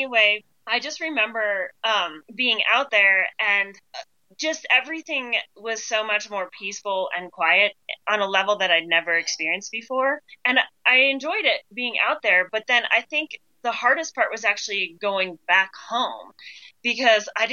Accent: Ohio, United States; moved away; I grew up in Ohio

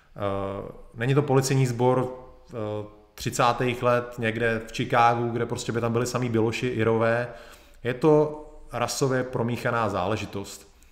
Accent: Czechia; Jsem Čech

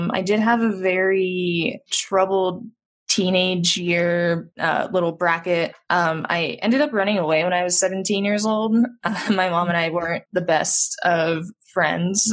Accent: Monument, Colorado, United States; I grew up in Colorado, between Monument and Colorado Springs

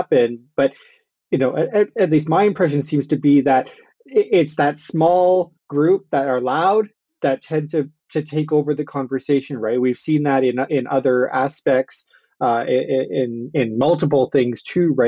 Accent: Southwestern Ontario, Canada; I'm also from Southwestern Ontario

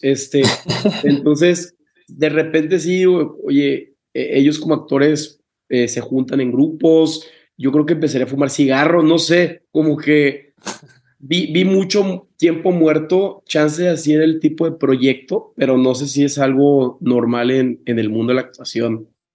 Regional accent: Tampico, Tamaulipas, Mexico; yo soy de Tampico

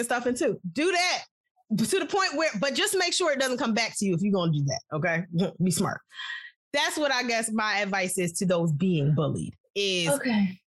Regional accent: New York, United States; I'm from New York

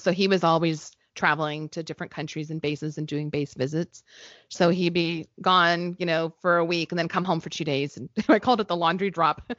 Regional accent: New Mexico, United States; moved away; where I grew up in New Mexico

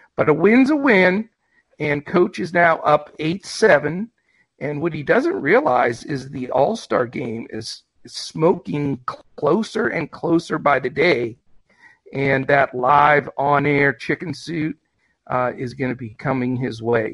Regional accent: Western Pennsylvania, United States; I'm from Western PA

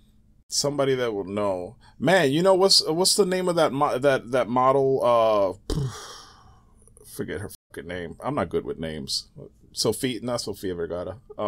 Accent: Bronx, New York, United States; Yep, born in the Bronx. Yeah, yeah.

